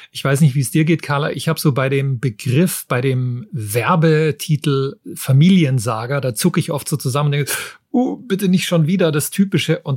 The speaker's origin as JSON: {"language": "German", "town": "Munich", "region": "Bavaria", "country": "Germany", "said": "Und mir hat natürlich als Münchner gut gefallen, dass ein Teil der Handlung in München spielt"}